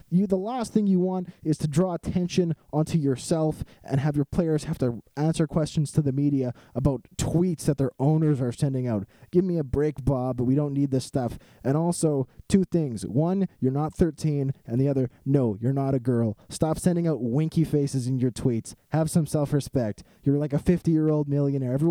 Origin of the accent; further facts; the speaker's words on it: Canada; this wonderful game that we have north of the border, known as Canadian football.